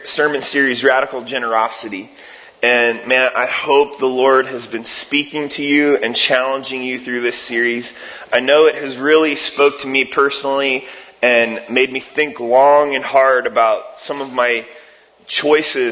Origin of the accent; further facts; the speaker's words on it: Ohio, United States; moved away; I'm from Ohio and I'm a huge Cleveland Cavs fan